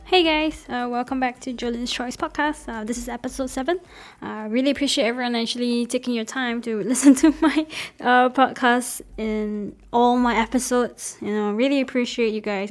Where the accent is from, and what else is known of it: Singapore; moved away; also born or lived in Manchester